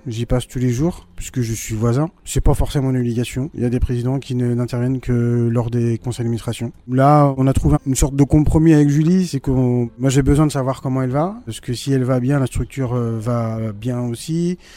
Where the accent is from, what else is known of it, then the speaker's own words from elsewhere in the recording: Brittany, France; moved away as an adult; now in Hasparren, France; je suis breton